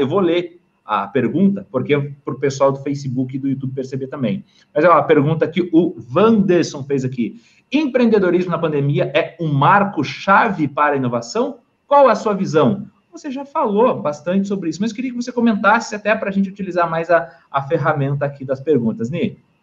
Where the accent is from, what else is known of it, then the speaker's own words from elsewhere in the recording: Brazil; nós, como brasileiros